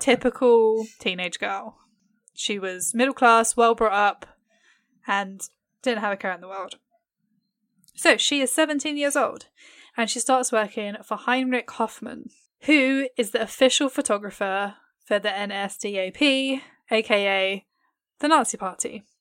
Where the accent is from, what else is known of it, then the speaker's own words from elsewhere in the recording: England, United Kingdom; I am very English.